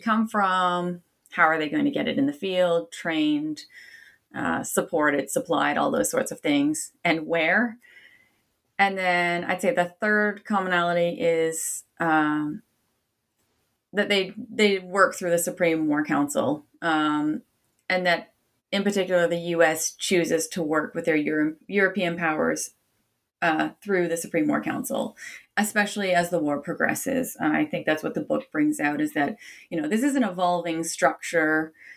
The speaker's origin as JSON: {"language": "English", "country": "Canada", "said": "I'm Canadian by origin"}